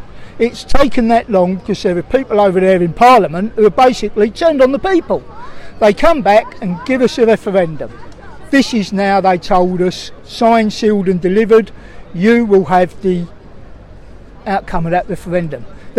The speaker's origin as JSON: {"language": "English", "country": "United Kingdom", "said": "And I'm sure we won't here because we don't do that sort of thing. We're British."}